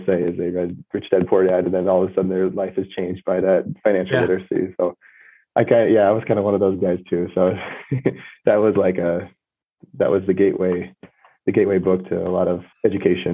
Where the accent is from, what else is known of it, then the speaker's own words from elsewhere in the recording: Cedar Rapids, Iowa, United States; I was born and raised in Cedar Rapids, Iowa